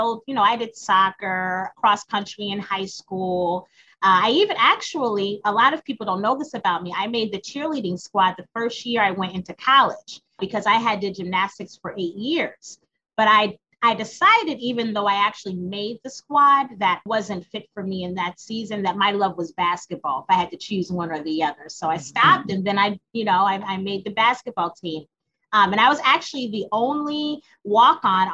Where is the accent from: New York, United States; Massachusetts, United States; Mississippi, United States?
Massachusetts, United States; Springfield; moved away; Born and raised in Springfield, Massachusetts